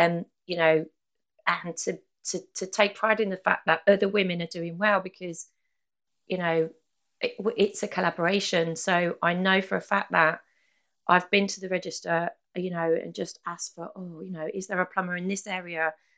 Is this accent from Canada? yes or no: no; United Kingdom; I think we have this thing in being British, don't we, where it's not really the done thing to ask for help or directions, you know.